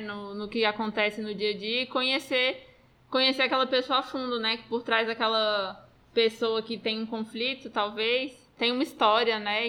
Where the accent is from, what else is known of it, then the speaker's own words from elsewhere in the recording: Brazil; also born or lived in Roraima; somos nós brasileiros